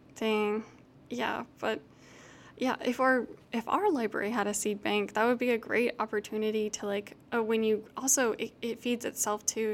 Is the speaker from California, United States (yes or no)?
no; Houston, Texas, United States; I grew up in Houston